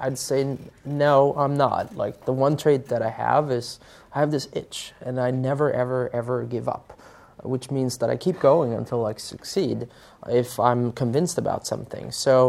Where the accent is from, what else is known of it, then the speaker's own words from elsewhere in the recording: Sweden; English is a second language; what most people don't know about Spotify is that we actually started in Sweden, my home country.